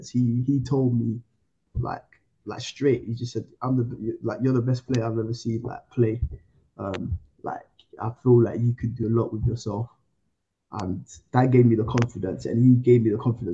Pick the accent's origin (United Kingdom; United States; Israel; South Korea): United Kingdom; also born or lived in Ivory Coast; I wasn't born in this country, so I'm from Ivory Coast. I was born in Ivory Coast, so I came over when I was like 9 years old